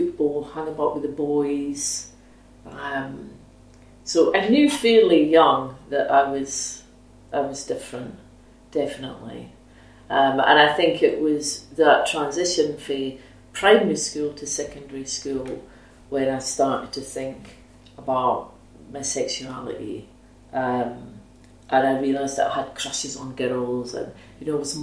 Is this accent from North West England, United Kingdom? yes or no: no; Dundee, Scotland, United Kingdom; I was born in 1964, so I'm 56, and I grew up in Minas Hill in Dundee.